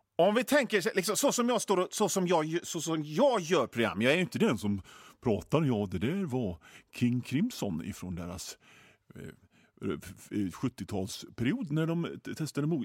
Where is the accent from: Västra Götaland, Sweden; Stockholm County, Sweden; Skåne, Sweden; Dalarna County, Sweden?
Västra Götaland, Sweden; Hönö; also born or lived in Mölndal; jag är ju från Bohuslän. Jag är född på, på, i Mölndal i och för sig